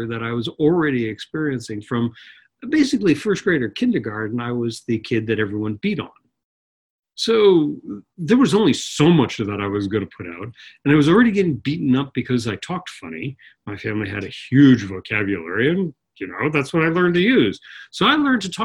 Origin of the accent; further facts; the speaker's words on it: Long Island, New York, United States; also born or lived in Manhattan, New York / The Bronx, New York; Well, I grew up on Long Island, which is just outside New York. I was born in Manhattan. First 4 years in the Bronx